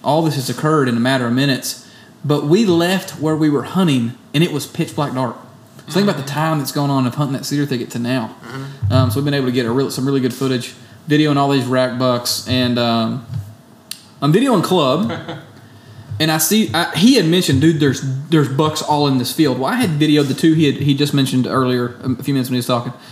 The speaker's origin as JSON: {"language": "English", "region": "Tennessee", "country": "United States", "tie": "born or raised there", "said": "my home state"}